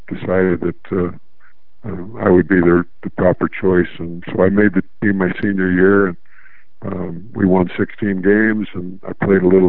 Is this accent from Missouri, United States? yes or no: yes; St. Louis, Missouri, United States; the St. Louis Hawks, which was my hometown team